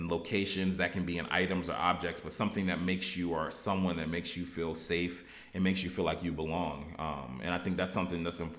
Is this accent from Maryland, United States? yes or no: yes; Baltimore, Maryland, United States; also born or lived in Texas; um, now, you know, I always say I, I grew up in Baltimore, um, and I'm from Baltimore because I feel like that's where I developed. You know, I was originally born in Texas